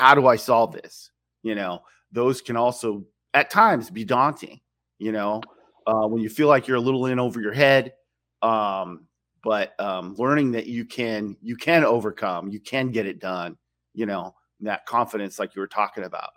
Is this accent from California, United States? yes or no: yes; Silicon Valley, California, United States; I grew up in Silicon Valley